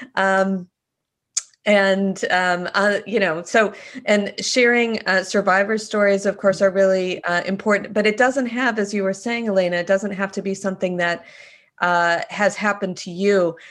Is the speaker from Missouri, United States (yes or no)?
no; Wisconsin, United States; I grew up in Wisconsin